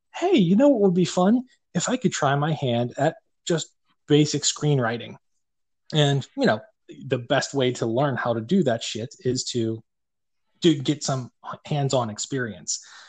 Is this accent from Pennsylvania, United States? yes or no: yes; Pittsburgh, Pennsylvania, United States; accent: Yinzer; we're from Pittsburgh